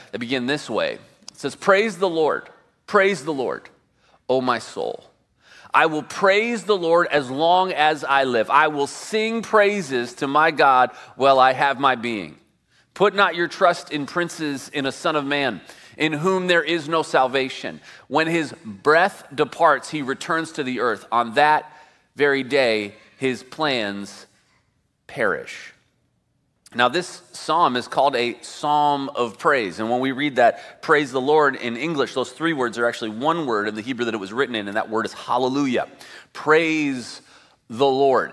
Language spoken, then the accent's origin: English; Midwest, United States; now in California, United States; I grew up in the Midwest.